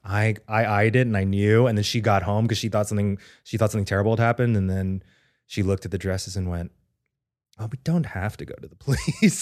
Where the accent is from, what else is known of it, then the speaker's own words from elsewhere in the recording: Texas, United States; moved away; I've always thought about having a permanent residence in Texas near my hometown